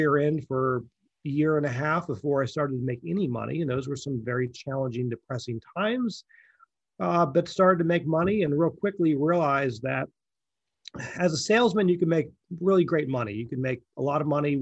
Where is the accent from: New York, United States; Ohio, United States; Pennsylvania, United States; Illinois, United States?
Pennsylvania, United States; moved away as an adult; now in Manhattan Beach, United States; I grew up in Pennsylvania